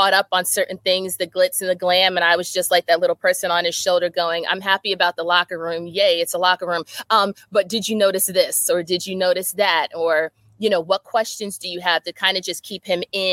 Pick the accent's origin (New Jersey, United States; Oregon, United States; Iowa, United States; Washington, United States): New Jersey, United States; moved away; also born or lived in Connecticut / Maryland; I'm from Jersey.